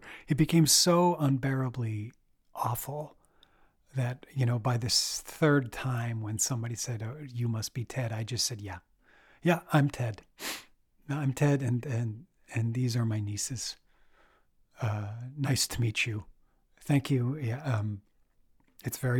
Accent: Quebec, Canada; moved away; also born or lived in Saint John, New Brunswick; I grew up in Quebec

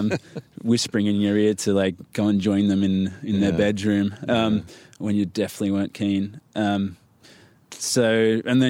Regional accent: Newcastle, New South Wales, Australia; moved away; I'm from the East Coast, Newcastle, town called Newcastle

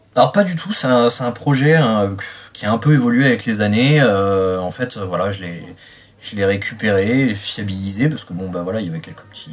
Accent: Reims, Grand Est, France; j'ai 33 ans, je viens de Reims

